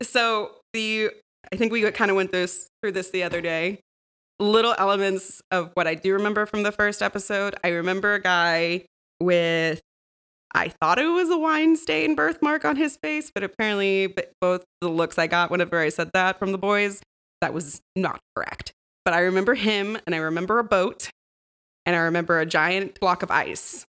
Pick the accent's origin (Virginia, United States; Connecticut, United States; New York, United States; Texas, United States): Texas, United States; Austin; from Austin originally